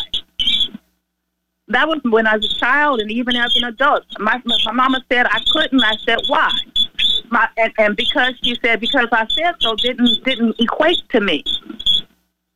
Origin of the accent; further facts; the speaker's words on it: Los Angeles, California, United States; moved away; I'm from California. I'm from L.A.